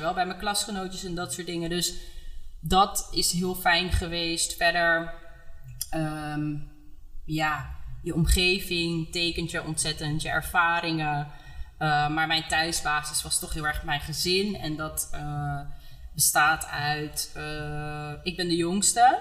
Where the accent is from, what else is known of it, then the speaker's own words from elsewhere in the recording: Amsterdam, North Holland, Netherlands; Ik ben opgegroeid in Amsterdam Oud-West.